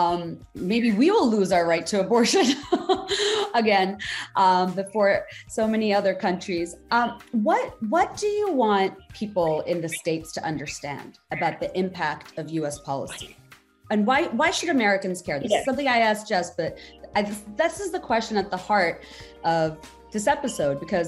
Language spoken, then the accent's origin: English; Bangladesh; I grew up in Bangladesh